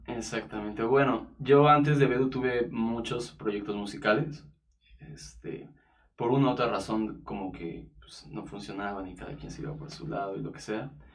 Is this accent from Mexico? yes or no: yes; Mexico; soy artista, cantautor mexicano y productor musical